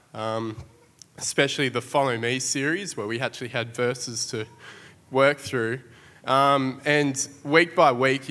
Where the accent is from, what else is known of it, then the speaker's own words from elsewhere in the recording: Tamworth, New South Wales, Australia; moved away as an adult; now in Sydney, Australia; now we're both from Tamworth and we've moved to Sydney